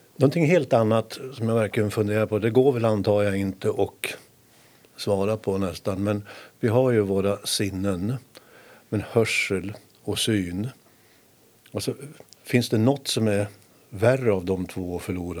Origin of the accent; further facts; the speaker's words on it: Härnösand, Västernorrland County, Sweden; jag som hade min uppväxt i Härnösand på det spännande 60-talet